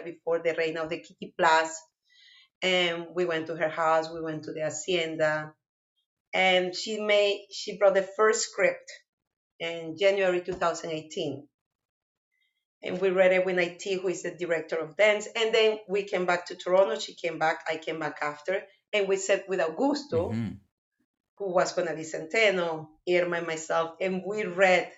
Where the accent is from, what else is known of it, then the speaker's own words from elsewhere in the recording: Barlovento, Miranda, Venezuela; English is a second language; moved away as an adult; now in Canada; I knew the tambores because I grew up in Barlovento